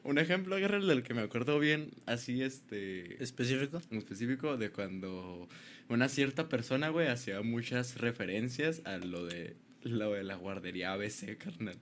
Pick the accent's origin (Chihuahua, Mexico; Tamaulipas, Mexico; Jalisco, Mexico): Chihuahua, Mexico; Ciudad Juárez; soy de Juárez